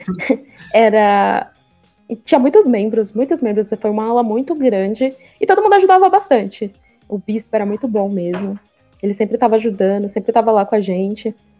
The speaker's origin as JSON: {"language": "Portuguese", "region": "São Paulo", "country": "Brazil", "said": "a gente é daqui de São Paulo"}